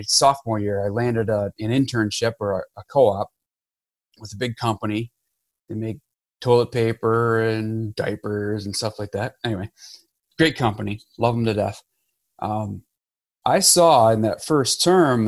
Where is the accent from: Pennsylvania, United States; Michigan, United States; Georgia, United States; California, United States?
Michigan, United States; Harbor Beach; I grew up in Michigan, a little town, Harbor Beach, grew up kind of on a farm